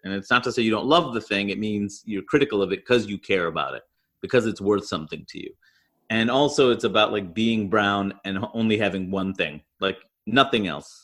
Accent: New York City, New York, United States; I grew up in Queens, New York

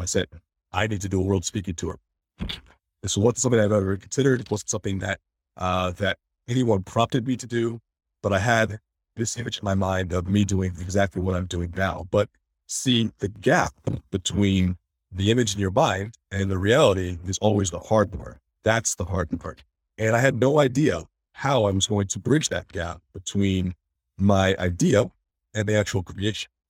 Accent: Detroit, Michigan, United States; I was born in Detroit, about two weeks early, premature

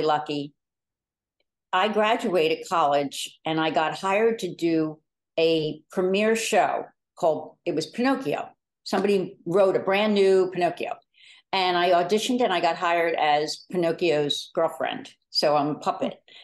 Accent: Delaware County, Pennsylvania, United States; also born or lived in New York City, United States; I'm from Delaware County, I moved back with the intention of starting a family

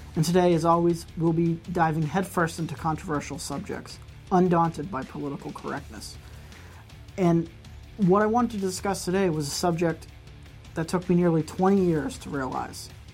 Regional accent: United States; As an American

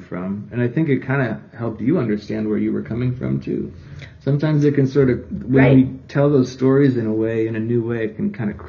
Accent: Minnesota, United States; moved away as an adult; also born or lived in Eau Claire, Wisconsin / Milwaukee, Wisconsin; now in Milwaukee area, United States; I grew up in Minnesota.

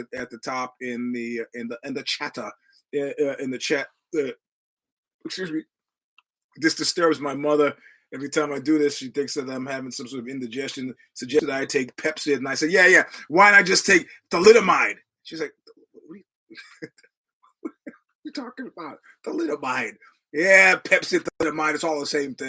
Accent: United States; I'm an American

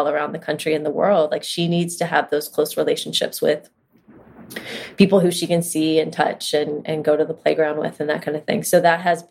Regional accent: Cincinnati, Ohio, United States; moved away as an adult; I live in Cincinnati, which is my hometown, after really 20 years of living elsewhere around the country

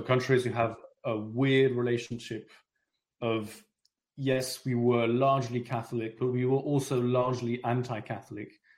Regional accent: London, United Kingdom; also born or lived in France; I'm French, but I, I grew up in London.

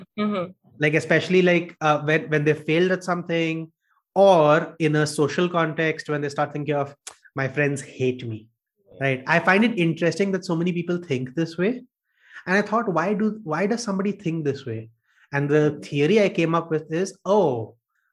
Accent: Kolkata, West Bengal, India; moved away as an adult; also born or lived in Bangalore; I came to Bangalore away from Calcutta

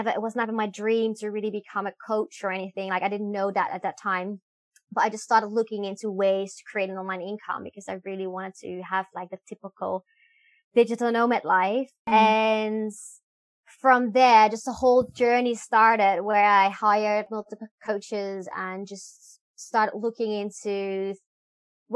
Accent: Netherlands; moved away as an adult; also born or lived in Belgium; now in Hanoi, Vietnam; I'm originally from the Netherlands, but I haven't been living there in a really long time. I moved to Belgium when I was 18.

